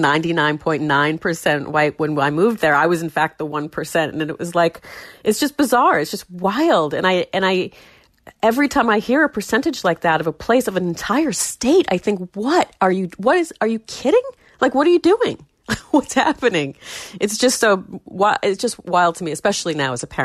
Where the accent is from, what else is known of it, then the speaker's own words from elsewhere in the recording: Warner, New Hampshire, United States; growing up in Warner and in that family